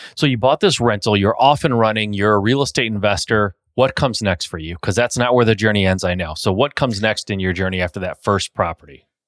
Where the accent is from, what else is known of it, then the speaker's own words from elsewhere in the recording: Michigan, United States; I'm from Michigan.